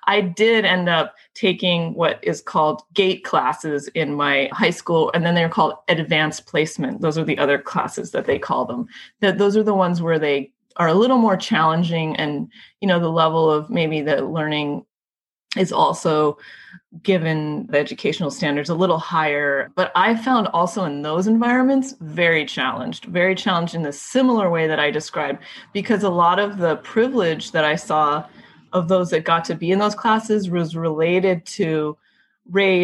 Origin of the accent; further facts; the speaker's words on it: California, United States; I grew up in California